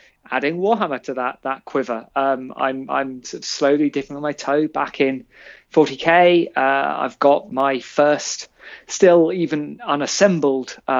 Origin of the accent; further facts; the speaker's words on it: London, United Kingdom; I grew up in Shepherd's Bush